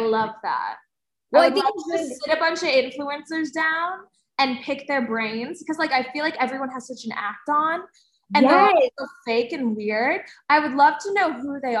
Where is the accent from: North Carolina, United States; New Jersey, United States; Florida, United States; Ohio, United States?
New Jersey, United States; I'm from New Jersey